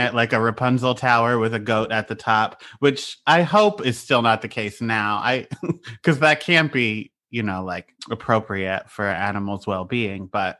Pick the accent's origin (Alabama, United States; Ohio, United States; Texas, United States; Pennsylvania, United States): Pennsylvania, United States